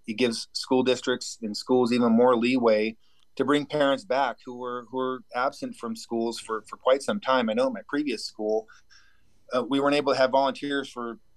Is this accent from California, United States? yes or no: yes; Lakeport, California, United States; also born or lived in Chico, California / El Dorado County, California; now in Laytonville, United States; where I grew up in Lake County